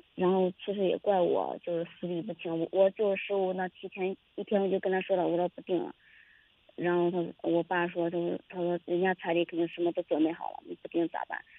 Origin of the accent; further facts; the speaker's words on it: Zhoukou, Henan, China; 我们就是周口的